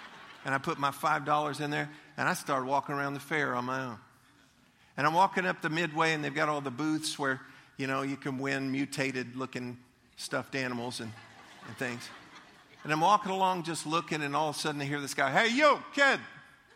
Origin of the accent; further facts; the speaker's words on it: Leesburg, Florida, United States; I grew up in Leesburg. Leesburg was a wonderful place to grow up. And we went to the Lake County Fair in Eustace